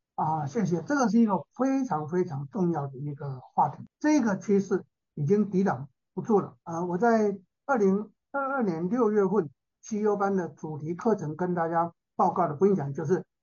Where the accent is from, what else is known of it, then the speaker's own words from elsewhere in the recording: Taiwan; also born or lived in United States; 我在一九七八年从美国念书回来的时候